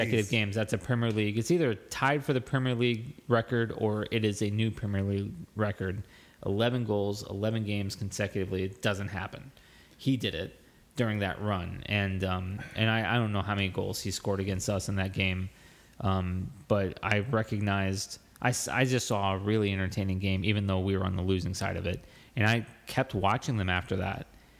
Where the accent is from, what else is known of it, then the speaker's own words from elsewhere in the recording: United States; as an American fan, I wasn't tactical. I didn't understand the tactics.